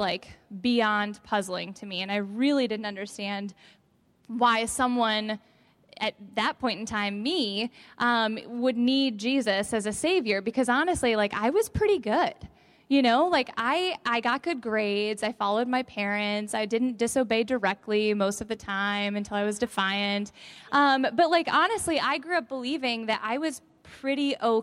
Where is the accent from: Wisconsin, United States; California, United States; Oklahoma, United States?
Wisconsin, United States; Evansville; I grew up in Evansville, Wisconsin